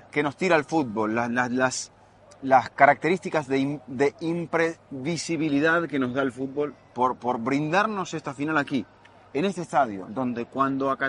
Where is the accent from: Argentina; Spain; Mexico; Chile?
Argentina; y yo más aún siendo argentino